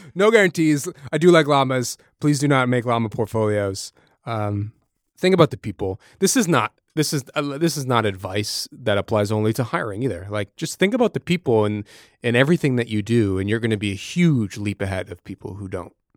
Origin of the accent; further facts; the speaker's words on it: Massachusetts, United States; I'm from New England, from from Massachusetts